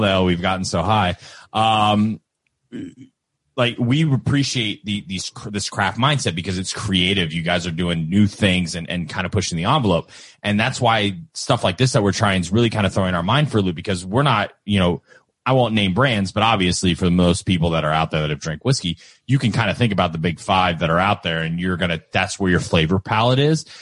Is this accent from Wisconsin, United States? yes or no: no; Kentucky, United States; we're from Kentucky